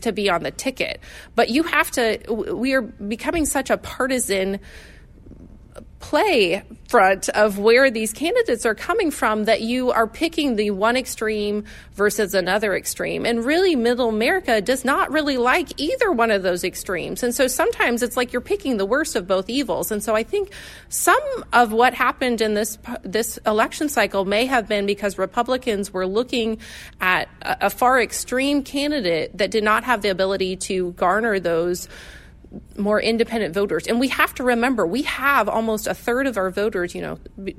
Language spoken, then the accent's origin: English; Ohio, United States; I'm from Ohio